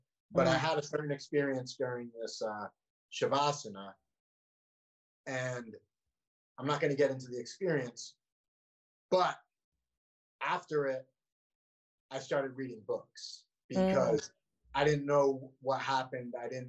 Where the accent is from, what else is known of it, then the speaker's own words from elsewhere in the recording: Vermont, United States; I think we're second. I think Vermont is second whitest